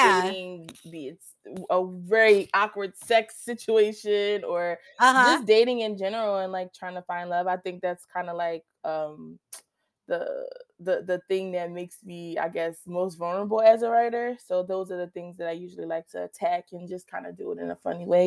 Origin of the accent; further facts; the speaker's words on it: Philadelphia, Pennsylvania, United States; I'm from Philadelphia